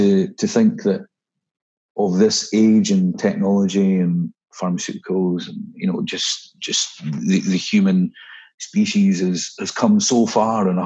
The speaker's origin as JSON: {"language": "English", "region": "Scotland", "country": "United Kingdom", "tie": "born or raised there", "also_born_or_lived": "Dubai / Vietnam", "moved": "as an adult", "said": "Being Scottish"}